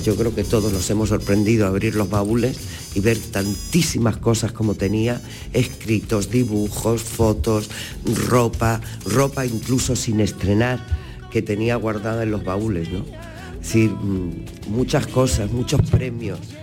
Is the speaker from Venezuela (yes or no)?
yes; Venezuela